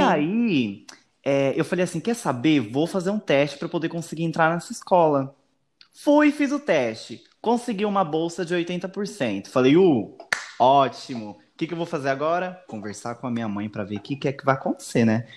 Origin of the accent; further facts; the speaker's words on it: Diadema, São Paulo, Brazil; moved away as an adult; now in Mongaguá, Brazil; eu moro em Mongaguá, porém eu nasci em Diadema, São Paulo. Eu moro aqui no litoral há mais ou menos uns 4, 5 anos.